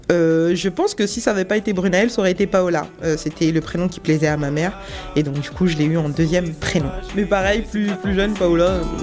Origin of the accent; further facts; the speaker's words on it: Seine-et-Marne, Île-de-France, France; also born or lived in Guadeloupe; J'ai euh, grandi dans le 77 euh, en France, mais je suis née en Guadeloupe